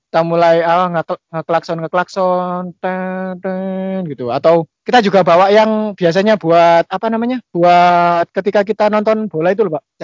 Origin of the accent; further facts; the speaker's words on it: Bangil, East Java, Indonesia; Kalau saya itu ya dari Bangil